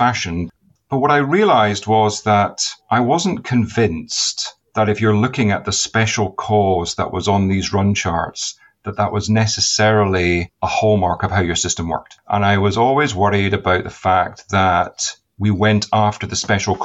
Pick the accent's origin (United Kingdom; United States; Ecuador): United Kingdom; Inverness, Scotland; moved away; also born or lived in Edinburgh; I was born in Edinburgh, went up to Inverness when I was 4 years old because my father got a position in anesthesiology